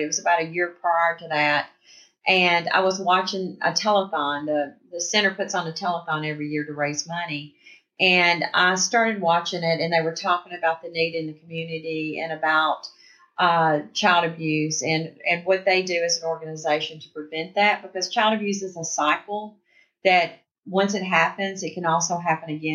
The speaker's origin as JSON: {"language": "English", "town": "Humboldt", "region": "Tennessee", "country": "United States", "tie": "born or raised there", "also_born_or_lived": "Jackson, Tennessee", "said": "I grew up in West Tennessee. I'm originally from Humboldt"}